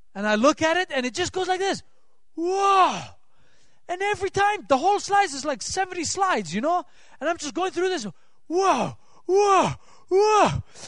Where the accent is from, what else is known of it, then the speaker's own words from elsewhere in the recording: Switzerland; moved away; I'm from Switzerland